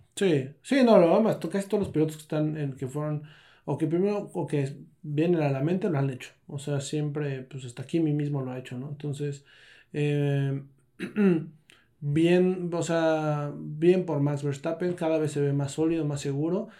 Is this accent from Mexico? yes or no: yes; Mexico; somos mexicanos